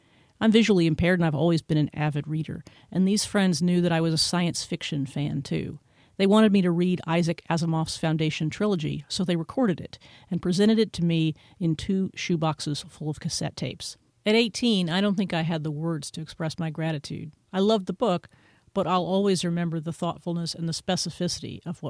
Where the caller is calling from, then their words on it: Austin, Texas, United States; from Austin, Texas.